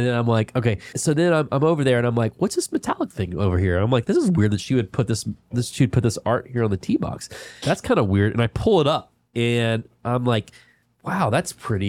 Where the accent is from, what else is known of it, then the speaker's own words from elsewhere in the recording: North Carolina, United States; I'm from North Carolina.